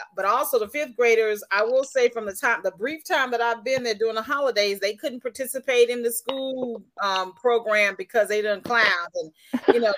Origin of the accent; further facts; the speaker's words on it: Tipton County, Tennessee, United States; also born or lived in Washington D.C.; we were living in Tipton County.